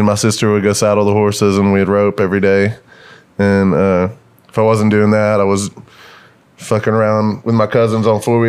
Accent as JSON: {"language": "English", "town": "Sulphur Springs", "region": "Texas", "country": "United States", "tie": "born or raised there", "also_born_or_lived": "Paris, Texas / Tyler, Texas / Lubbock, Texas", "said": "I'm from Northeast Texas, but I grew up in Paris and Sulphur Springs, kind of like by Lake Forks, a big bass fishing lake, and they're all out in the middle of fucking nowhere."}